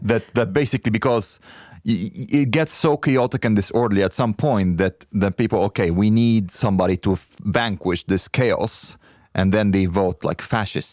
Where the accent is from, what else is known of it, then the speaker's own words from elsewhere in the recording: Egypt; moved away; I come from Egypt